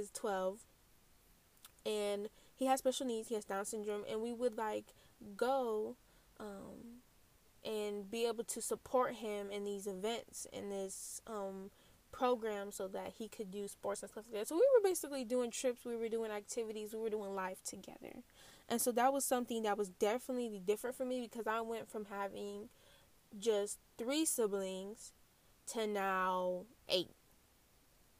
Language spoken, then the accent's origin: English; Lansing, Michigan, United States; also born or lived in Flint, Michigan; Ever since we moved from Flint to Lansing, we pretty much stayed in one house for 12 years.